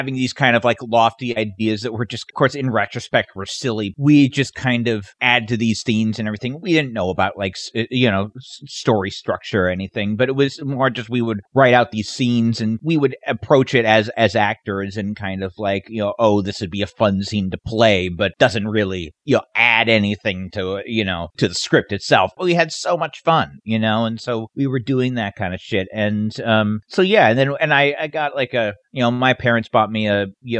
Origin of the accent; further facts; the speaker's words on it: Davis, California, United States; also born or lived in Sacramento, California; I grew up in Sacramento area, kind of I just outside Sacramento. In Davis, but then when I was a teenager, spent most of my time in Sacramento.